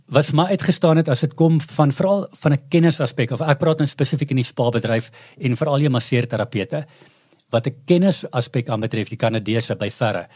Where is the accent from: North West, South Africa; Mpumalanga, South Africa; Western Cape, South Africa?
North West, South Africa; Klerksdorp; also born or lived in Potchefstroom; ek is 'n ou Klerksdorper, so ek's 'n ou mielieboer